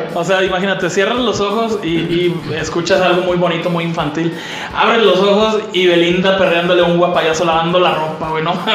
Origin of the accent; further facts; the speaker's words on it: Veracruz, Mexico; moved away; also born or lived in Ciudad Juárez, Chihuahua; aquí afecta mi, mi geografía